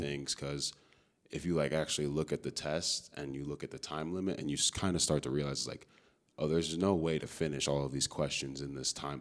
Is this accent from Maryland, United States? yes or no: no; Chicago, Illinois, United States; moved away as an adult; also born or lived in Amherst; I'm from Chicago, Illinois. Uh, grew up playing football and lacrosse out there